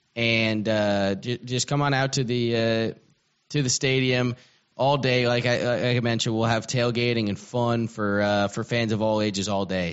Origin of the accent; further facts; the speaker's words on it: Atlanta, Georgia, United States; now in Shreveport, United States; I'm not from here. I'm from Atlanta, Georgia.